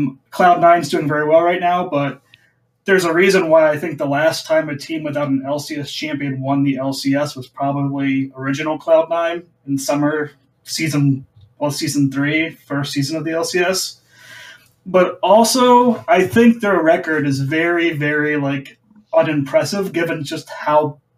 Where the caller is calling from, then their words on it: Boise, Idaho, United States; I am calling from Boise, Idaho.